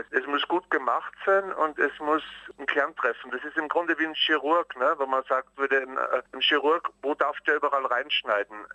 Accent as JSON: {"language": "German", "country": "Austria", "tie": "born or raised there", "said": "also ich bin in Österreich aufgewachsen ne?"}